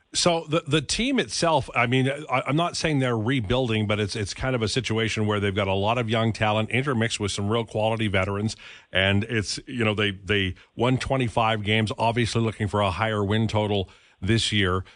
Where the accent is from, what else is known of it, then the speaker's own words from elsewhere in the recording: Edmonton, Alberta, Canada; When I was a kid growing up in Edmonton in the sixties and seventies